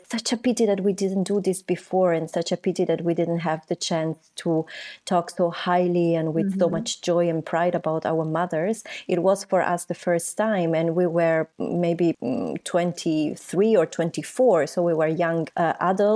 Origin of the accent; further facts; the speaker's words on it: Italy; English is a second language; moved away as an adult; also born or lived in Peru; now in Berlin, Germany; I am Peruvian, but I was raised in Italy.